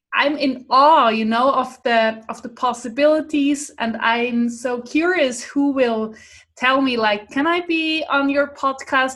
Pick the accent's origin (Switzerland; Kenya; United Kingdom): Switzerland; first language Swiss German; English is a second language; swiss german because that's my mother tongue that's my language i live in switzerland